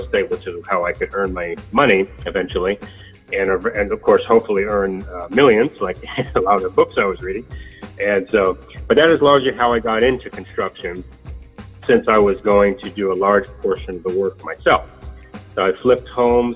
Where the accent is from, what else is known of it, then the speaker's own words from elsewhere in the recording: Sacramento, California, United States; I am from Sacramento.